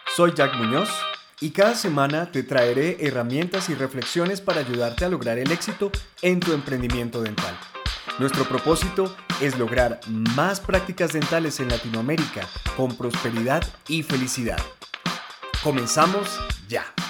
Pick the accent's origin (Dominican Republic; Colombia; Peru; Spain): Colombia; Yo, yo, yo soy muy colombiano